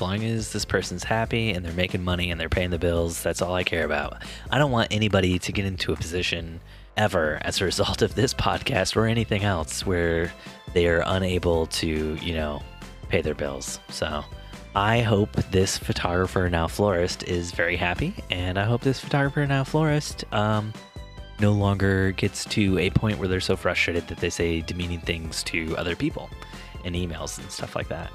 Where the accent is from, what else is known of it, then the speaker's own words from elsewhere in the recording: Indiana, United States; moved away; a great Indiana man like me